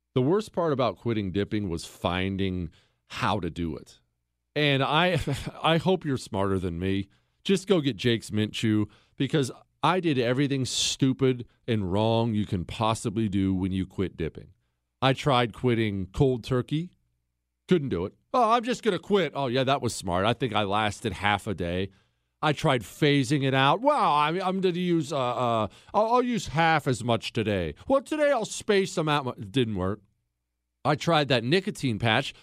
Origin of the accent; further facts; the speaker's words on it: United States; I'm an American